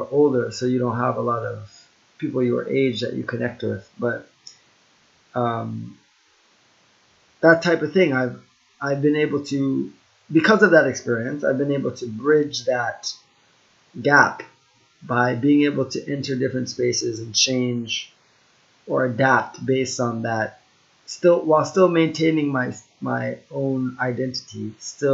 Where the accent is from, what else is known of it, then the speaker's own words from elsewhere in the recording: United States; I'm Jamaican Chinese and I was born in the US